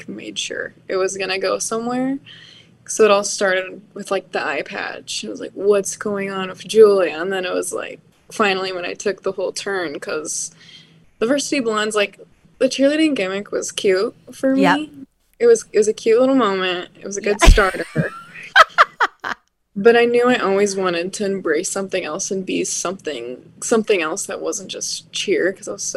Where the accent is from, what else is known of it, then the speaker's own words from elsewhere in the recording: Bloomington, Minnesota, United States; I grew up in Minnesota, and I went to a high school called Bloomington Jefferson